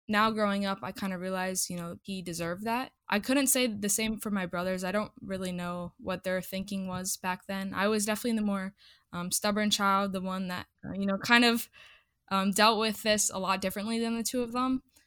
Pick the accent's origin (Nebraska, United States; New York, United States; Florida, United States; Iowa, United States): Iowa, United States; I grew up in Iowa